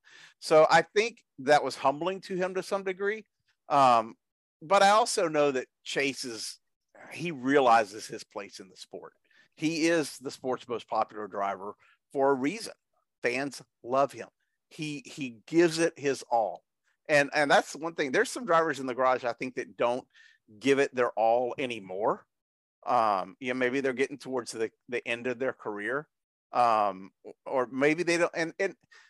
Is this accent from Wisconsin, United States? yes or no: no; Lumberton, Texas, United States; my hometown